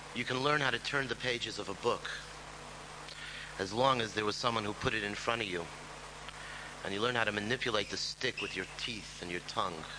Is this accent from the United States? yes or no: yes; Chicago, Illinois, United States; We grew up together in Chicago, on the south side.